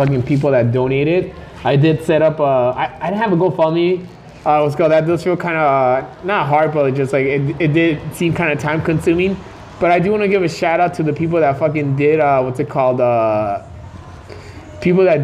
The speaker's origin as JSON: {"language": "English", "town": "Los Angeles", "region": "California", "country": "United States", "tie": "born or raised there", "said": "growing up"}